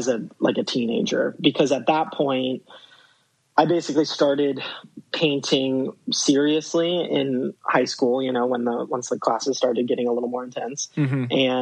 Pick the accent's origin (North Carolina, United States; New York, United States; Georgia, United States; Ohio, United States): Ohio, United States; Columbus; moved away as an adult; I grew up in Columbus, Ohio for basically my whole childhood. I didn't leave till I was 18.